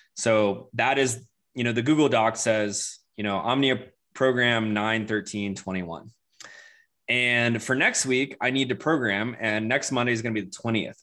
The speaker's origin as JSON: {"language": "English", "region": "Florida", "country": "United States", "tie": "born or raised there", "also_born_or_lived": "Charleston, South Carolina", "moved": "yes", "lives_now": "Denver, United States", "said": "I grew up in Florida"}